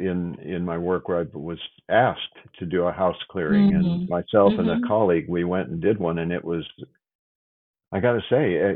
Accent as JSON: {"language": "English", "region": "Iowa", "country": "United States", "tie": "born or raised there", "said": "I grew up in Iowa"}